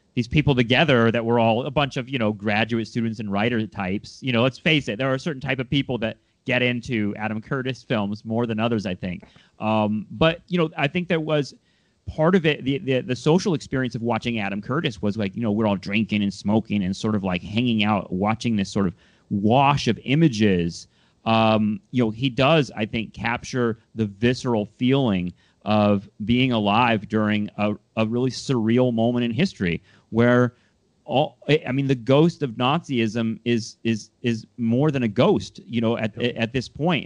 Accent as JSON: {"language": "English", "region": "Southern California", "country": "United States", "said": "I'm from Southern California"}